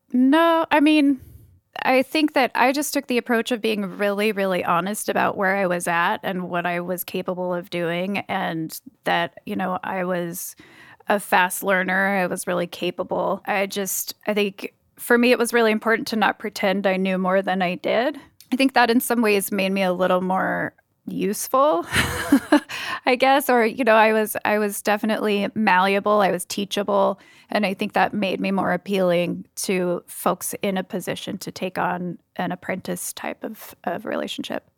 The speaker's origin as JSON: {"language": "English", "town": "Cambria", "region": "California", "country": "United States", "tie": "born or raised there", "also_born_or_lived": "Los Osos, California", "moved": "as an adult", "lives_now": "Seattle, United States", "said": "I grew up in a even smaller town called Cambria"}